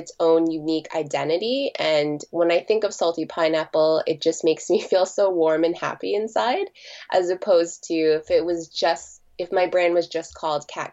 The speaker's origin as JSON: {"language": "English", "town": "Toronto", "region": "Ontario", "country": "Canada", "tie": "born or raised there", "said": "born and raised in Toronto, and now I'm 30 years old and I've been living here like since I was born."}